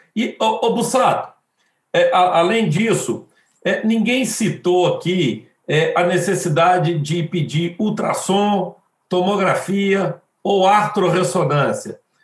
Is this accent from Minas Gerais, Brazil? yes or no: yes; Belo Horizonte, Minas Gerais, Brazil; eu sou de Belo Horizonte, eu sou, faço parte do grupo de cirurgia do quadril do Hospital Mari Tereza, aqui de Belo Horizonte